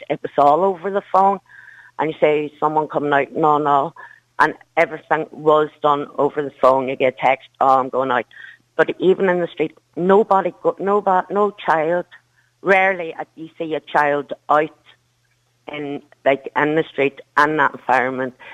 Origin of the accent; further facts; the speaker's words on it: Derry, Northern Ireland, United Kingdom; now in Kildare, Ireland; I'm a, I'm originally from Derry, but I moved